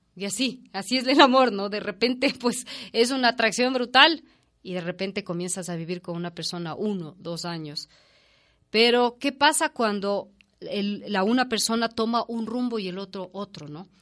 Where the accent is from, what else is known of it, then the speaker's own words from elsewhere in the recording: Ecuador; nuestra infancia como ecuatorianos